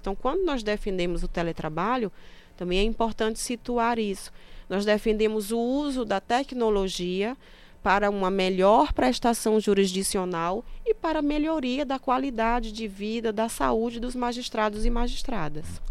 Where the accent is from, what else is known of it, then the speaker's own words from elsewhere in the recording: Sergipe, Brazil; moved away; also born or lived in Pará; Eu sou sergipana